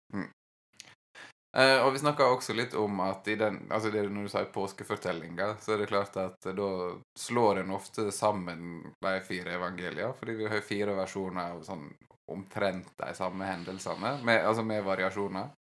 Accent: Western Norway, Norway; ikke noe jeg har vokst opp med på Vestlandet

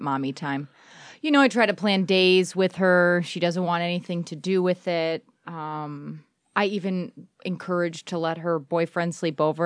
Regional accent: Beverly Hills, Michigan, United States; I'm from Beverly Hills

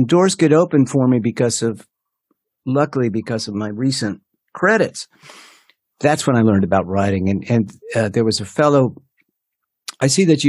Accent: Los Angeles, California, United States; now in Nashville, United States; And I was lucky because I was coming from California, which then was a novelty. There weren't many Los Angelinos coming to Nashville yet by 85.

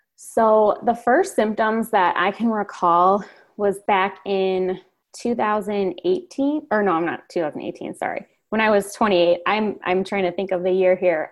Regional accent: Chicago suburbs, Illinois, United States; I grew up in the Chicago suburbs.

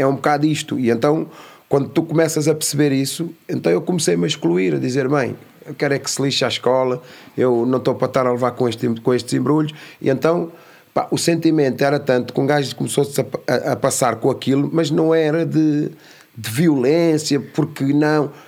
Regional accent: Amadora, Lisbon, Portugal; also born or lived in São Tomé and Príncipe; nasci em São Tomé Príncipe. vim para, para a Cova da Moura com dois anos de idade.

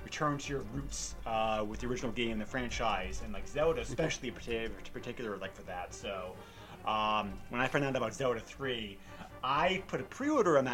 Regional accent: New Hampshire, United States; I grew up in New Hampshire, so you know, we kind of lived in the boonies.

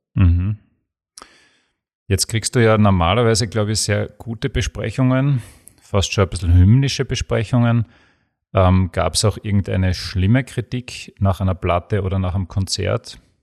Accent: Graz, Styria, Austria; bei uns in Graz

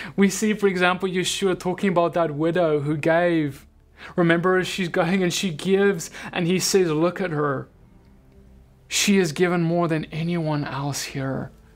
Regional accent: South Africa; now in United States; I'm from South Africa.

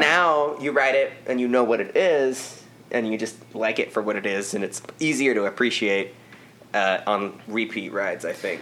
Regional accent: United States; as an American

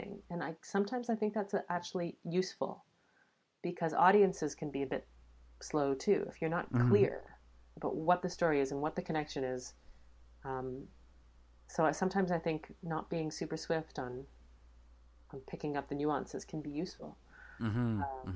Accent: Canada; We're so Canadian

